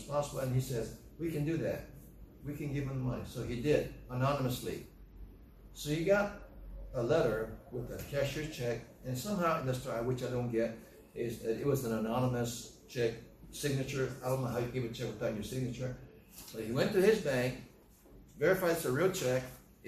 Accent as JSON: {"language": "English", "country": "United States", "said": "as American citizens"}